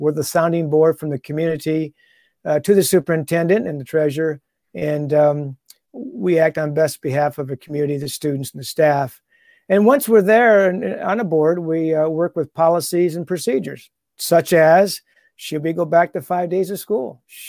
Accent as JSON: {"language": "English", "town": "Toledo", "region": "Ohio", "country": "United States", "said": "But opportunity came up, since I'm from the Toledo area, Perrysburg schools had an opening and a job opening."}